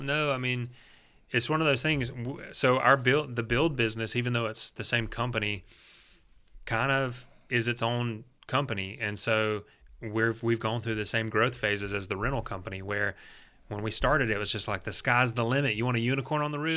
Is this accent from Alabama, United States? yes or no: yes; Gardendale, Alabama, United States; I grew up in Gardendale.